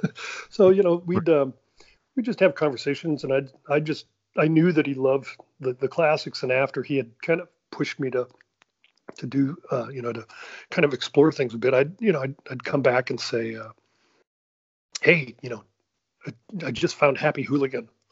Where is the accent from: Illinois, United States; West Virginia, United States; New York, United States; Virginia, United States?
Illinois, United States; Normal; I grew up in Normal, Illinois